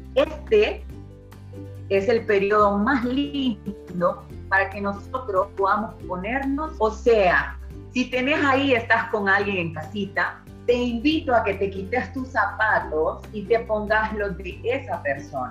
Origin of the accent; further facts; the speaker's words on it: Honduras; hondureña 100%